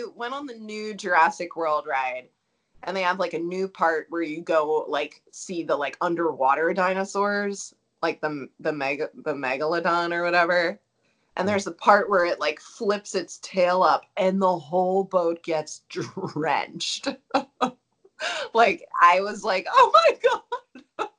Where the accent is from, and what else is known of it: Baltimore, Maryland, United States; now in Denver, United States